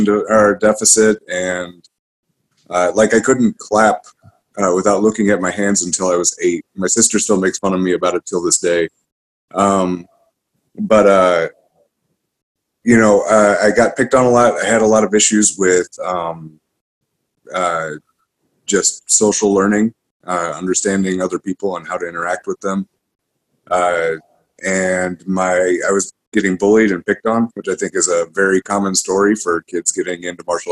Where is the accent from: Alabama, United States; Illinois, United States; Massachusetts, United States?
Illinois, United States; Metro East, Illinois side of St. Louis, United States; I grew up out in on the Illinois side of St. Louis. So always in an area that they call the Metro East around here